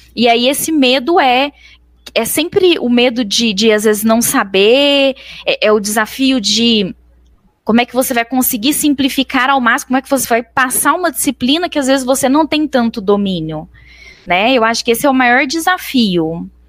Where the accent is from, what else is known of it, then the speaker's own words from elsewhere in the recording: Araguari, Minas Gerais, Brazil; also born or lived in Canada; nasci em Araguari